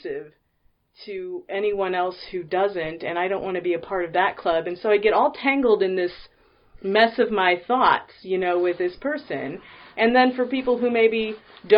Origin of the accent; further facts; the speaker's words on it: Midwest, United States; I'm from the Midwest